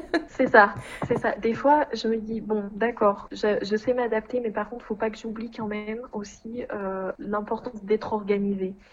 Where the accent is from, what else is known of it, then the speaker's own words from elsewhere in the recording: Puy-de-Dôme, Clermont-Ferrand, Auvergne-Rhône-Alpes, France; moved away as an adult; Je suis du Puy-de-Dôme, de Clermont-Ferrand. Voilà. Mais euh, j'ai grandi à la campagne, dans l'endroit euh, très rural